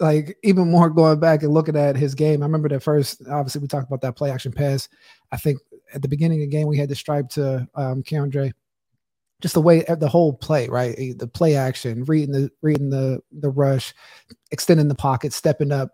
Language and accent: English; Pittsburgh, Pennsylvania, United States; I grew up in Pittsburgh